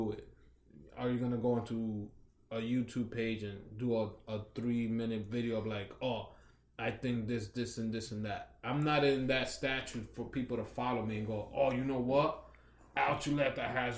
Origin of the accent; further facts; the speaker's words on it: New York City, New York, United States; now in New Jersey, United States; Growing up in New York, it's Washington Heights, it was all Dominicans.